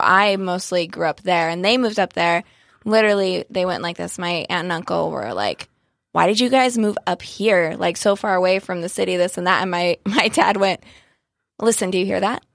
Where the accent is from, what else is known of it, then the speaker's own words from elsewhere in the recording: Joshua Tree, California, United States; now in San Diego, United States; I grew up in Joshua Tree